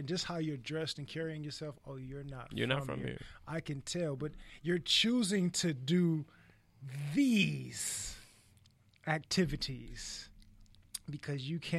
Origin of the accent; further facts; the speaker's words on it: California, United States; we grew up on Holes Water, California Holes Water